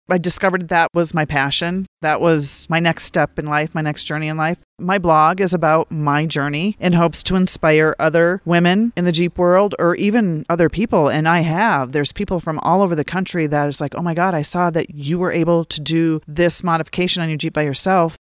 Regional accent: Minnesota, North Dakota, Upper Midwest, United States; moved away as an adult; also born or lived in Charleston, South Carolina / Washington DC area; now in San Luis Valley, United States; I grew up in Minnesota, North Dakota.

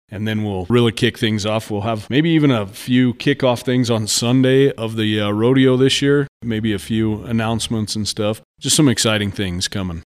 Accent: San Luis Valley, Colorado, United States; I'm a native, born and raised here my entire life

